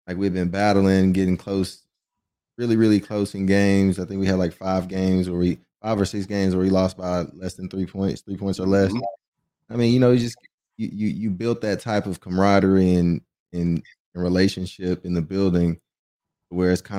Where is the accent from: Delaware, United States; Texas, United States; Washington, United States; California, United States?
Texas, United States; growing up in Texas